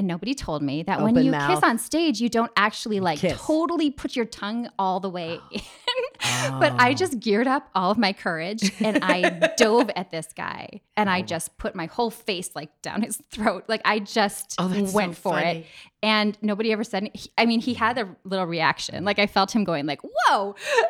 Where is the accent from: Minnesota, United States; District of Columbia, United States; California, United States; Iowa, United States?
Minnesota, United States; also born or lived in Paris / New York; I grew up in Minnesota where, you know, there's like a privacy bubble of about 3 feet.